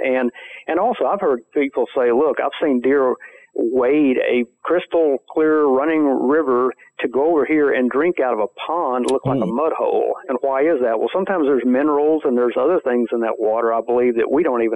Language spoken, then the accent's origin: English; Central Texas, United States; me growing up in Central Texas